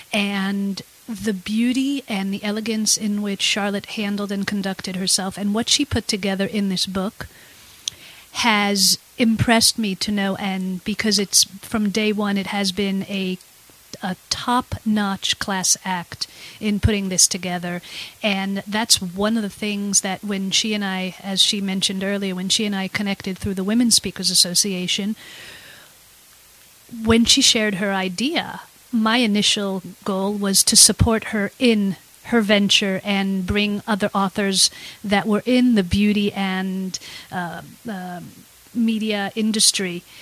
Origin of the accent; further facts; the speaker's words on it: Israel; also born or lived in United States; I experienced two wars growing up in Israel